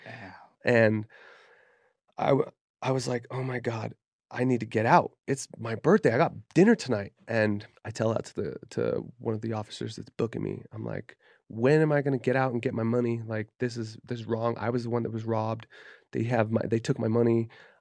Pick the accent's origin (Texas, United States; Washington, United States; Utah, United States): Utah, United States; Kaysville; I grew up in Kaysville, Utah. Like I did not grow up around that kind of like heat or violence, you know what I mean?